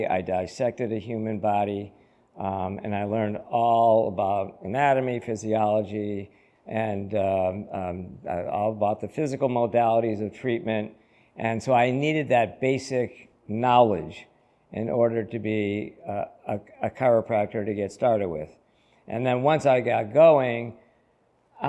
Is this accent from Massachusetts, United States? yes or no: yes; Holyoke, Massachusetts, United States; I was born and raised in Holyoke